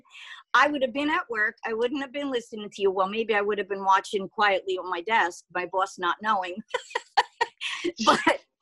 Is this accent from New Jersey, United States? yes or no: yes; Garfield, New Jersey, United States; also born or lived in Paterson, New Jersey; now in Oregon, United States; I'm in Oregon now, but I grew up in Jersey. I was born in Patterson, grew up in Garfield